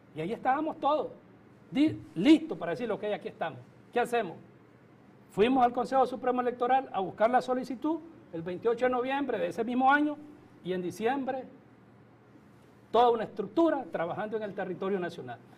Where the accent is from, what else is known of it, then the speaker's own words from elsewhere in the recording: Nicaragua; nosotros realmente como nicaragüenses